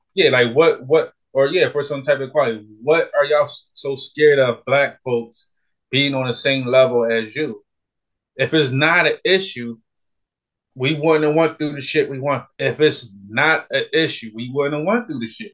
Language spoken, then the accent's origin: English; Philadelphia, Pennsylvania, United States; I was born and raised in North Philadelphia, in the hood.